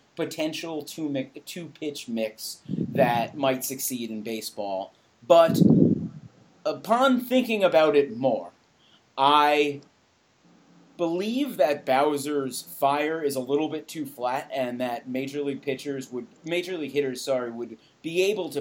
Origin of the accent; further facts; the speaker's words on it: New York, United States; I'm from New York